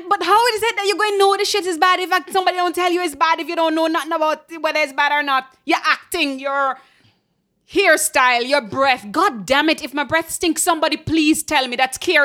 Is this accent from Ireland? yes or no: no; Jamaica; moved away; When I came here from Jamaica, and people would do this like slightly pressed, pursed lip that kind of looks like a smile